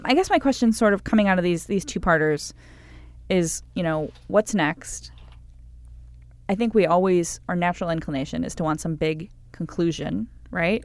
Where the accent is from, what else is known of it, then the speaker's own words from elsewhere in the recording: Cleveland, Ohio, United States; I'm from Cleveland